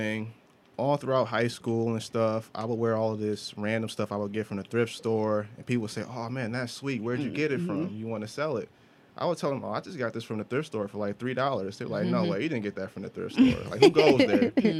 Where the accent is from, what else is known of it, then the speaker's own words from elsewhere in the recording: Detroit, Michigan, United States; Absolutely. Detroit